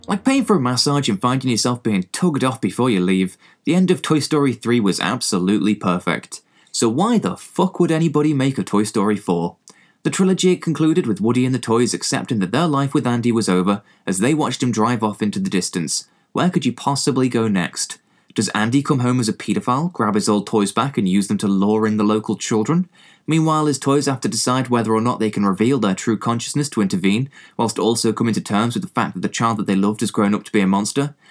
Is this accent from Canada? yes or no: no; England, United Kingdom; accent: English; I am, you know, English, as you can probably tell from my accent